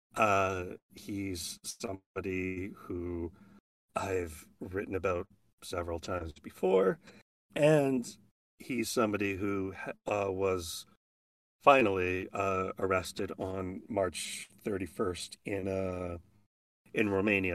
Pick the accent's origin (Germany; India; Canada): Canada; Edmonton, Alberta; moved away as an adult; my hometown